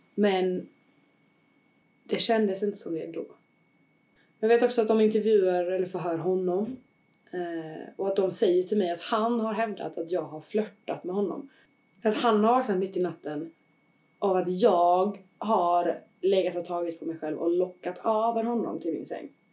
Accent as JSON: {"language": "Swedish", "country": "Sweden", "said": "jag var svensk medborgare"}